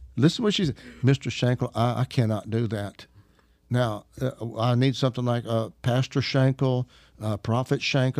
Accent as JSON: {"language": "English", "region": "Arkansas", "country": "United States", "said": "I'm an Arkansas redneck"}